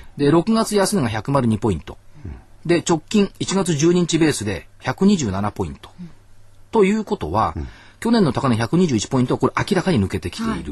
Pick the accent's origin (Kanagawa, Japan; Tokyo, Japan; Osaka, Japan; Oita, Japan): Tokyo, Japan; Minato; 私一応小学校港区なんですけど